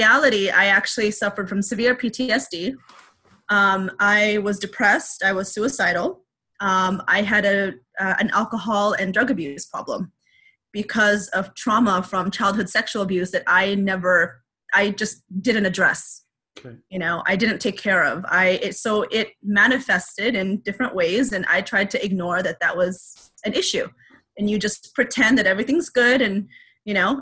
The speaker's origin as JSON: {"language": "English", "country": "United States", "said": "I'm Asian American"}